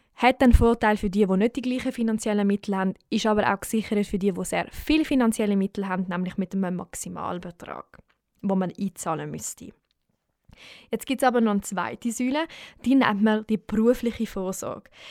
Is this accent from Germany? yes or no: no; Switzerland; bei uns in der Schweiz